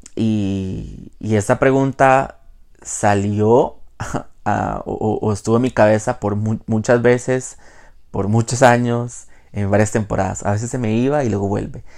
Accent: Jacó, Puntarenas, Costa Rica; also born or lived in Quepos; yo soy de Jacó. Bueno, para los que no son de Costa Rica, yo soy de Costa Rica, vivo en Costa Rica. Jacó es eh, un pueblo costero de el Pacífico Central. Em, ahí viví por 17 años, desde, desde que nací básicamente hasta mi adolescencia

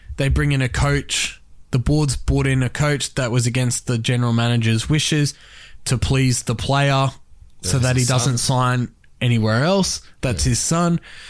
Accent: Queensland, Australia; me being a Queenslander

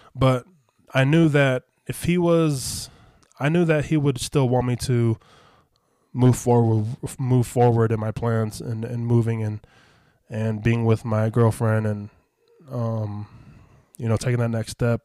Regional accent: Las Vegas, Nevada, United States; I was back in Vegas

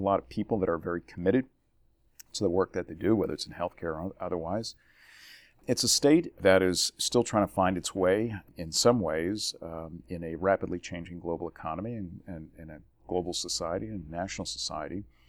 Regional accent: New Jersey, United States; moved away; born and raised in New Jersey

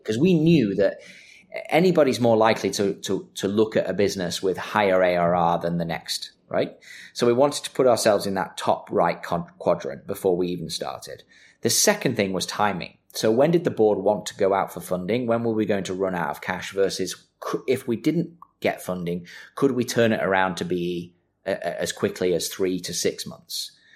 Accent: Manchester, North West England, United Kingdom; I'm from Manchester

